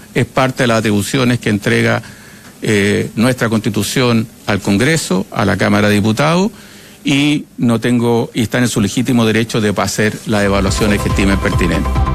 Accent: Venezuela; moved away as an adult; now in Madrid, Spain

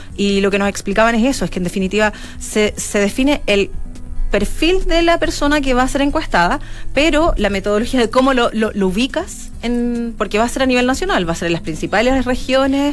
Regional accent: Chile; nuestro comportamiento sexual como chilenos

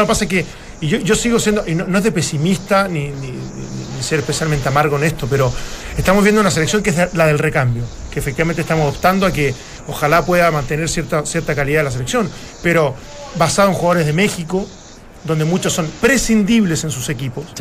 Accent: Chile

